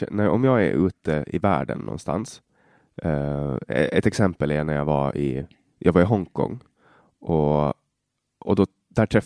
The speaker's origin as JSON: {"language": "Swedish", "region": "Åland", "country": "Finland", "tie": "born or raised there", "said": "jag har växt upp med, vi är ju tvåspråkiga i Finland och Åland är enspråkigt"}